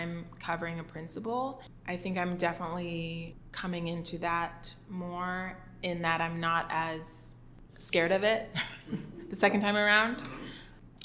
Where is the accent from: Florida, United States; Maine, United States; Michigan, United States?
Florida, United States; Miami; moved away; I'm originally from Miami, Florida